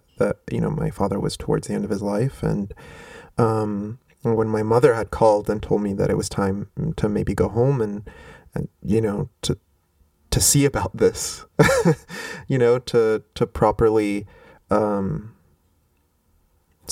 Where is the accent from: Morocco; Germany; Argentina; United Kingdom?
Morocco; Rabat, Rabat-Salé-Kénitra; moved away as an adult; now in United States; I grew up in Rabat, so I grew up not far from the water.